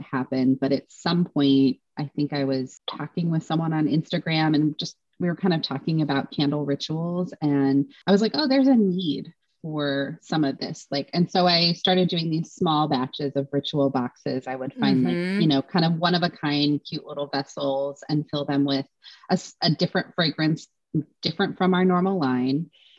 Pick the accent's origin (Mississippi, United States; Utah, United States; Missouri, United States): Utah, United States; also born or lived in Washington / Idaho; I grew up in Utah and then Washington and then Idaho. All very different.